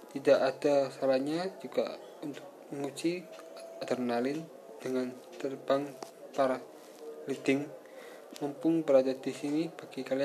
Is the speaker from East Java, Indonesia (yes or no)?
yes; Malang, East Java, Indonesia; Nah, berhubung saya dari Kota Malang, saya akan akan mereview atau mengulas yang ada di kota Malang dan sekitarnya.